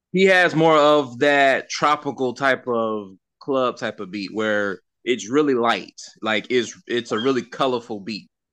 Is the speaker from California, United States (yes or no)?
no; Sumter County, South Carolina, United States; also born or lived in Darlington, South Carolina / Lake City, South Carolina / Lynchburg, South Carolina / Mount Pleasant, South Carolina; now in Florida, United States; I grew up in Sumter County.